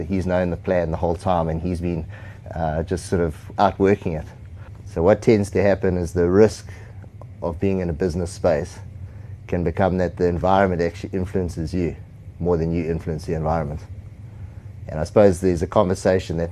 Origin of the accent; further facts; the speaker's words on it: South Africa; I grew up in South Africa